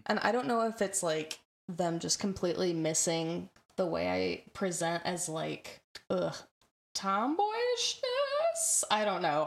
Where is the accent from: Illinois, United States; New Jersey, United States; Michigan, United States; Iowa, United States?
Michigan, United States; also born or lived in Southern California; I'm I'm born born in South California and lived there for a couple of years before transitioning to Michigan